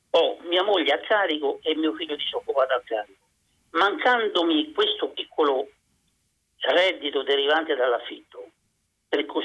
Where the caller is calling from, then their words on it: Rome, Lazio, Italy; siamo da Roma.